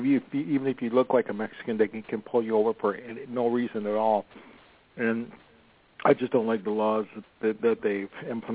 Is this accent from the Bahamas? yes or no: no; Toronto, Ontario, Canada; now in Los Angeles, United States